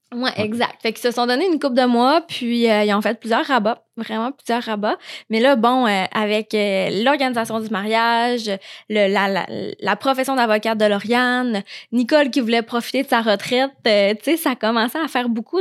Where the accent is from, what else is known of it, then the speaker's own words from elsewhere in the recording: Saguenay, Quebec, Canada; je viens de, du Saguenay